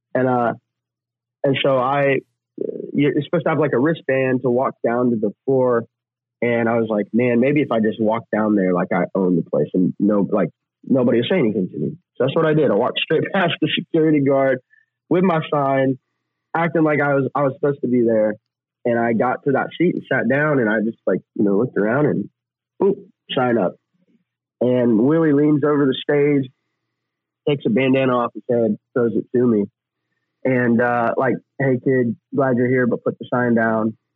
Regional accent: Oklahoma, United States; moved away; also born or lived in Texas / Tennessee; growing up in Oklahoma and Texas

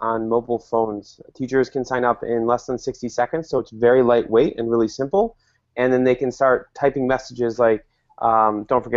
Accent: Chicago, Illinois, United States; now I am from Chicago

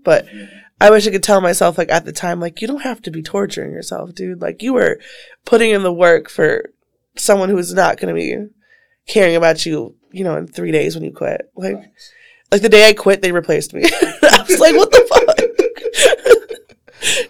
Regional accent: Waukesha, Wisconsin, United States; I'm from Waukesha

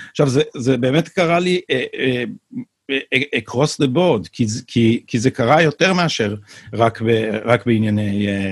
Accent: Jerusalem, Jerusalem District, Israel; now in Tel Aviv, Israel; ואני לא גדלתי ברחביה, גדלתי בנווה שאנן

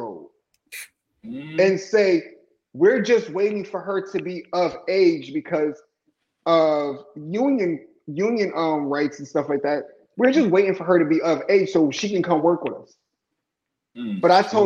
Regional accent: Buffalo, New York, United States; we're from Buffalo, New York. So it was like, you know, I come from a small city.

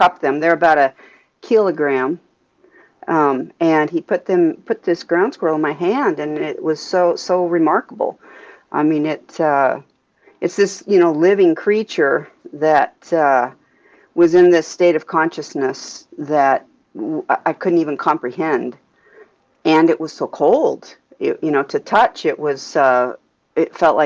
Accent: Alaska, United States; I am from Alaska, and I left for graduate school and a postdoc, so I was gone for about 8 years, and came back to Alaska

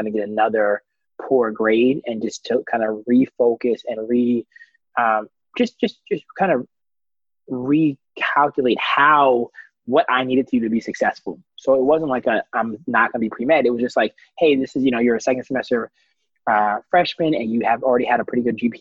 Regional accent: Washington, District of Columbia, United States; moved away as an adult; also born or lived in Atlanta, Georgia; I'm originally from Northwest Washington, D.C.

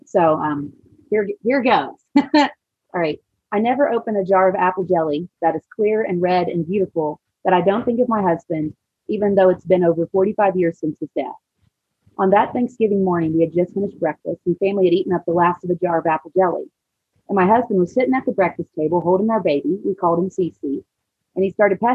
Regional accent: Siloam Springs, Arkansas, United States; also born or lived in Maui; I'm from Salem Springs, and we had an apple cider vinegar processing plant

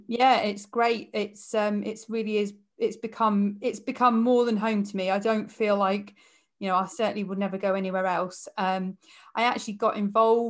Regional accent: Kingston upon Thames, London, United Kingdom; moved away as an adult; also born or lived in Wimbledon; now in Nantwich, United Kingdom; I'm a southerner. I was born in, well, I was born in Wimbledon. I grew up in Kingston upon Thames, and I arrived in Nantwich on a very wet Sunday in 2008

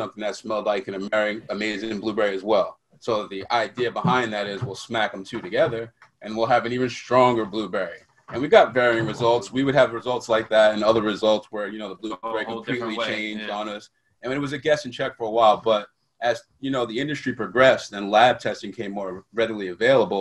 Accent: New York, United States; born and raised in New York, and city that never sleeps.

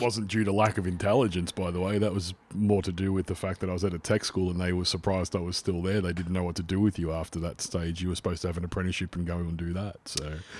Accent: Melbourne, Victoria, Australia; accent: Australian; we both come from very similar yet very different backgrounds growing up in the western suburbs of Melbourne

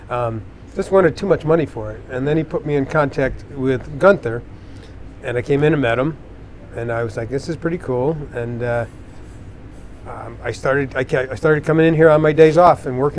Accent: Dundee, New York, United States; born or raised there

